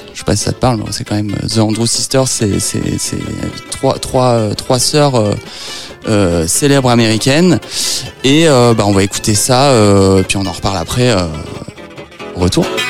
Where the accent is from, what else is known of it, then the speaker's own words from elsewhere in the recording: Nogent-sur-Marne, Île-de-France, France; Moi, je suis originaire de Nogent-sur-Marne dans le 94